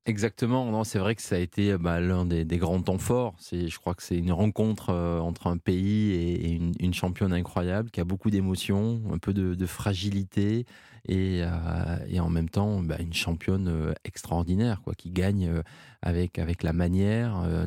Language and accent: French; Pau, Nouvelle-Aquitaine, France; ma région d'origine, là où je suis né, là où j'ai grandi